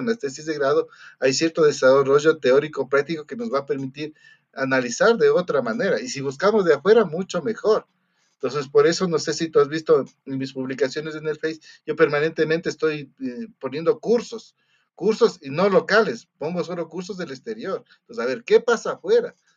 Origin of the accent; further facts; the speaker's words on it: Ecuador; tenemos como contadores ecuatorianos